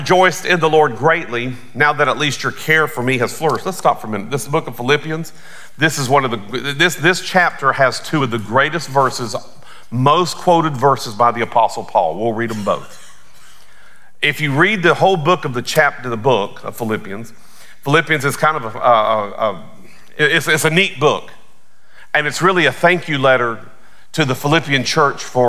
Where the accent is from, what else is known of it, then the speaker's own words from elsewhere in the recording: Belmont, North Carolina, United States; also born or lived in Aiken, South Carolina; now in Atlanta, United States; I grew up primarily in West Charlotte, Belmont, North Carolina.